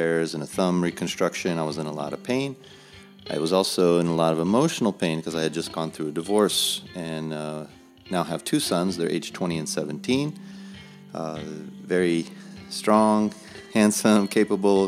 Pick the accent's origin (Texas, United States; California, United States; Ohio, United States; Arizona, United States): Arizona, United States; Phoenix; moved away as an adult; also born or lived in Pensacola, Florida / Jacksonville, North Carolina; I was born and raised in the Phoenix, Arizona area